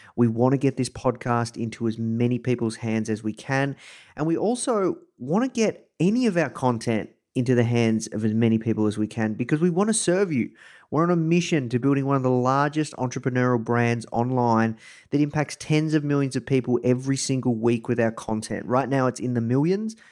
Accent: Melbourne, Victoria, Australia; accent: Australian; I am coming to you live from Melbourne, Australia. Um, you can probably tell this from my accent.

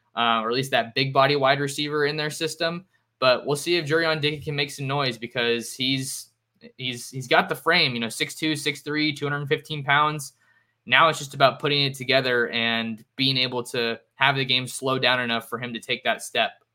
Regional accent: the Bay Area, California, United States; I'm from the Bay

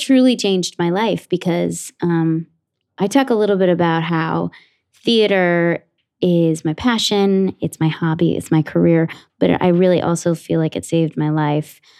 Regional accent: Ridgewood, New Jersey, United States; I grew up in Ridgewood, New Jersey, in Bergen County, like, about forty-five minutes outside of the city

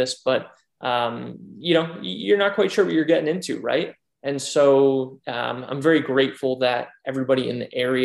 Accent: Pennsylvania, United States; moved away as an adult; also born or lived in North Richland Hills, Texas; I grew up in Pennsylvania. I grew up watching the Philadelphia Flyers just about every single game

